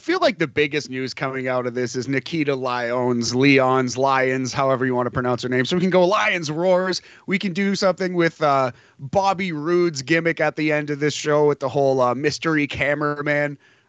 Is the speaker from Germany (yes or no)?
no; Canada; Yeah, technically we're both American, although I identify Canadian, yeah, Boris. I was raised here. I'll die here.